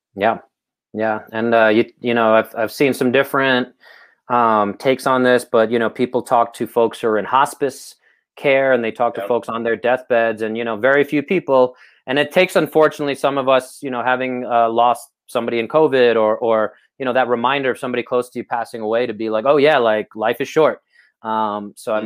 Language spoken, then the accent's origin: English; New York City, New York, United States; I grew up in Brooklyn